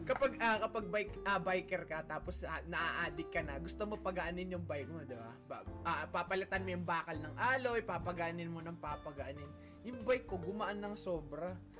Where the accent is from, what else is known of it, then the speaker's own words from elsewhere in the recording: Marikina, Metro Manila, Philippines; Taga ano kami, sa may Mari, taga Marikina kami